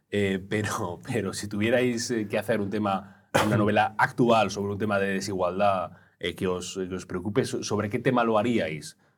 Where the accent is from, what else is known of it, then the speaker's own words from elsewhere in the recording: Granada, Andalusia, Spain; claro, señor, si yo soy de, yo soy de pueblo de Granada, ¿y usted que me cuenta?